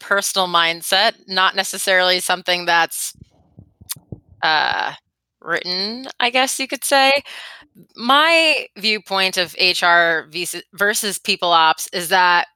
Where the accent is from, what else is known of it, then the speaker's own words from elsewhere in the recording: Florida, United States; moved away as an adult; also born or lived in Beijing, China / Shanghai, China; now in Boston, United States; I am from Florida